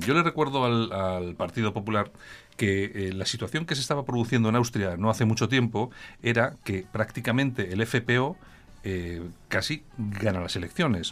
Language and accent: Spanish; Bilbao, Basque Country, Spain; soy de Bilbao